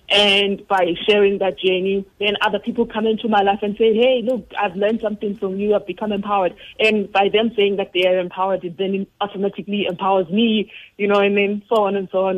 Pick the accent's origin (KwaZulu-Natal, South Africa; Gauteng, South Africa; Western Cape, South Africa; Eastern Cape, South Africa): Eastern Cape, South Africa; I was born in Eastern Cape.